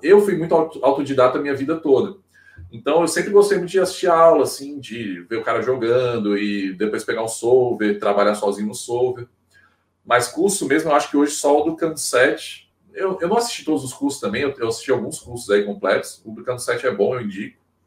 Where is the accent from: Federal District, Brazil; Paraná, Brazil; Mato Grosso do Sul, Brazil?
Federal District, Brazil; Brasília; now in Maceió, Brazil; Eu não sou daqui, não, eu, eu, eu nasci em Brasília, mas moro aqui há praticamente 15 anos